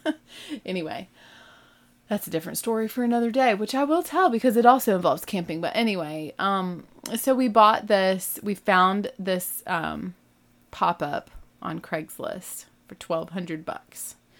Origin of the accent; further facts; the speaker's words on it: the South, United States; I'm not from the Midwest. I'm from the South